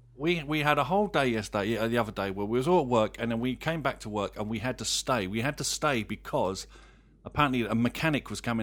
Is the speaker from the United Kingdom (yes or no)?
yes; United Kingdom; Well, I'm a Brit, so naturally I have an affinity to the great Sherlock Holmes.